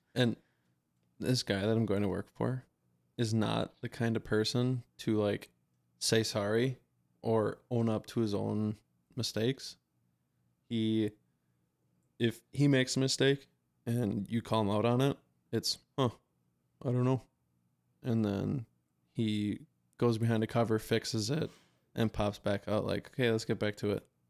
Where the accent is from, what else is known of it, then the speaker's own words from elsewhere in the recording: Wisconsin, United States; we're from Wisconsin.